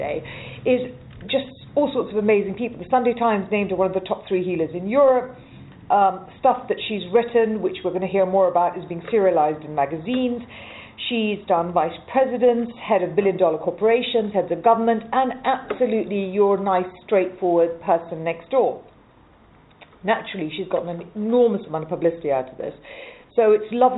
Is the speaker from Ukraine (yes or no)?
no; Malawi; I grew up in Africa, in Malawi